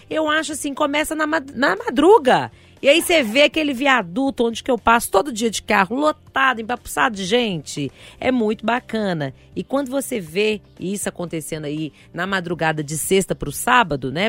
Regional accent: Sabará, Minas Gerais, Brazil; eu, como uma boa sabarense, né? Quem é de Sabará

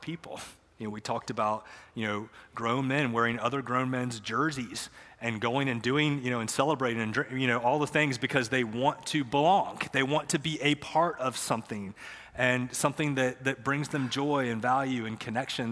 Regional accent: Matthews, North Carolina, United States; I grew up here in Matthews

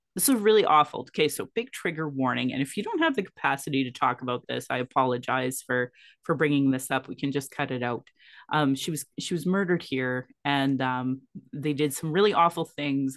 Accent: Calgary, Alberta, Canada; I was born in Calgary, or in Blackfoot Moquiscus

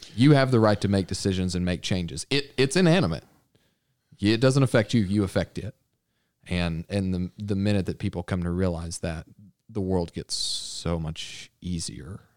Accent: Arkansas, United States; also born or lived in Texas; I grew up in Arkansas, but I was born in Texas.

